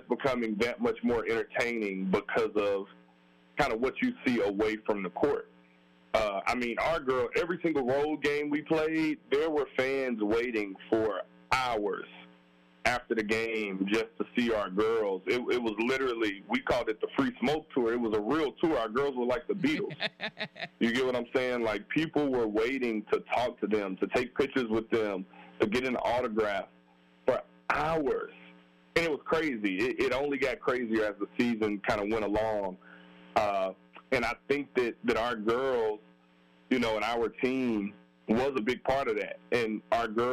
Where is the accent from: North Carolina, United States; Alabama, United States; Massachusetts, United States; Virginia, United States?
Alabama, United States; born or raised there; moved away